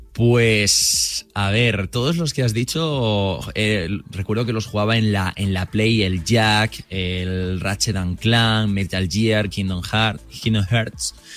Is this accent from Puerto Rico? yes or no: no; Murcia, Region of Murcia, Spain; yo soy de Murcia